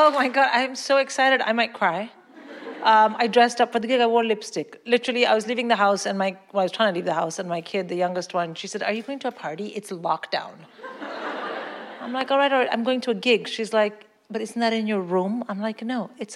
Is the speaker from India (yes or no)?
yes; India; moved away as an adult; now in London, United Kingdom; I grew up in India. I came here to work.